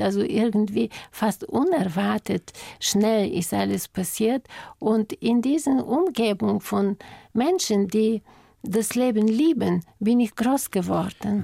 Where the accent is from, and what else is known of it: Bulgaria; German is a second language; moved away as an adult; now in Germany